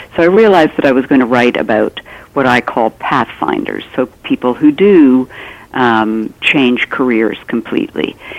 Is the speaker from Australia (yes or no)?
no; Canada; I'm Canadian